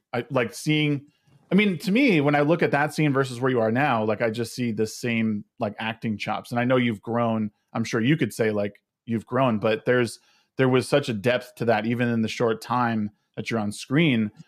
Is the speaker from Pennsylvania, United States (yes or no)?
no; Connecticut, United States; I come from Connecticut, but uh, I, I got a lot of crap growing up because um, I was a, I was a Yankees fan